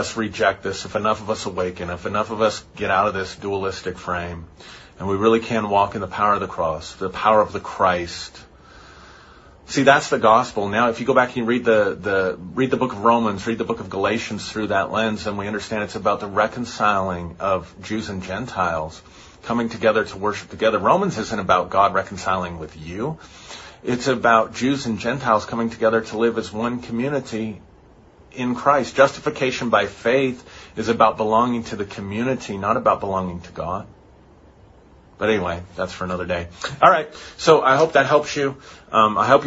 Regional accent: United States; I'm as white and as American and as Protestant in my family and upbringing as you can be

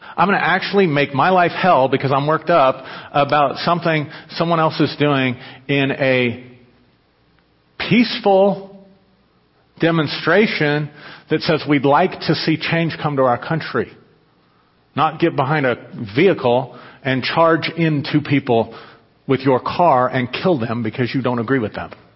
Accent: United States; I was taught as an American

